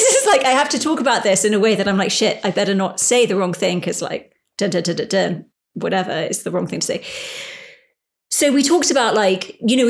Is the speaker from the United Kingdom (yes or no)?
yes; United Kingdom; I am a British person, although it's hard to say how British I feel. And I spent most of my life not in, say, England, even though I sound like I'm English, whatever.